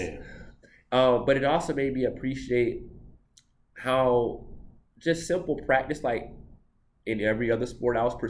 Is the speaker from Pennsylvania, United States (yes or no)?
no; Atlanta, Georgia, United States; I'm from Atlanta